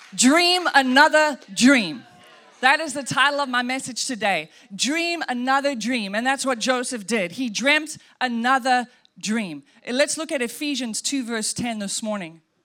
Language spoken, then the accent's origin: English; Welkom, Free State, South Africa; moved away; we grew up in South Africa, and we would drive from Welkom to Johannesburg to go see grandma